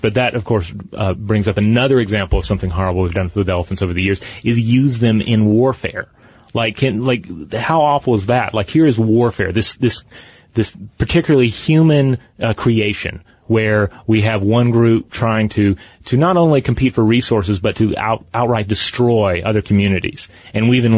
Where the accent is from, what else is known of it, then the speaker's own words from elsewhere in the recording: Tennessee, United States; my home state of Tennessee